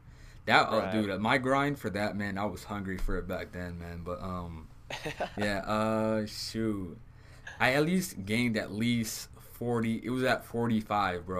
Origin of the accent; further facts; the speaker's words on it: Southern California, United States; I'm from Southern California